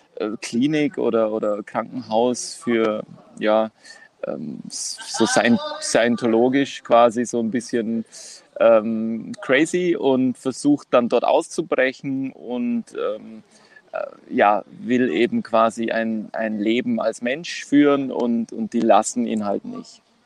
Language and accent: German; Kos, South Aegean, Greece; moved away as an adult; now in Vienna, Austria; aus Kos, also von Kos, der Insel Kos